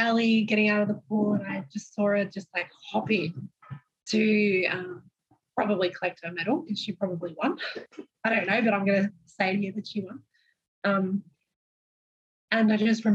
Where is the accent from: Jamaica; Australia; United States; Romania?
Australia; Melbourne, Victoria; growing up in Melbourne, I think I had a pretty normal childhood